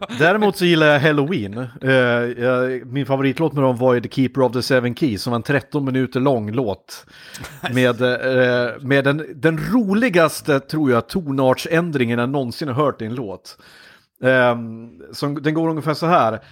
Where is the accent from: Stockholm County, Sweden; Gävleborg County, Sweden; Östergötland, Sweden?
Gävleborg County, Sweden; Hudiksvall; now in Gothenburg, Sweden; som hälsing